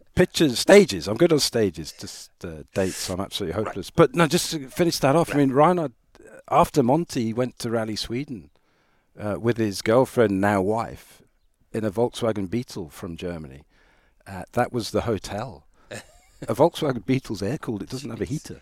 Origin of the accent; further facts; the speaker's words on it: Ireland; moved away; also born or lived in South Africa; I'm Irish